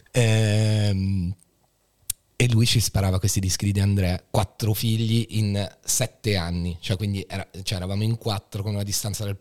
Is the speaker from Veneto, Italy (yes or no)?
yes; Treviso, Veneto, Italy; born there; io sono nato in Veneto